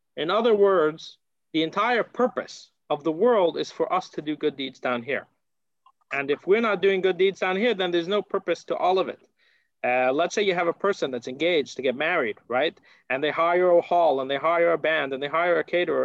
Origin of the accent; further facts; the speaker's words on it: United States; moved away; I come from America